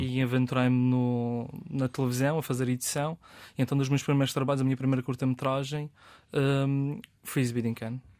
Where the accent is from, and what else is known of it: Madeira, Portugal